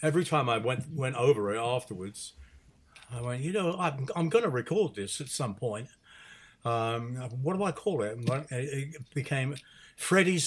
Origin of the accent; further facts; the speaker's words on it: United Kingdom; being a British musician, and particularly coming from the jazz side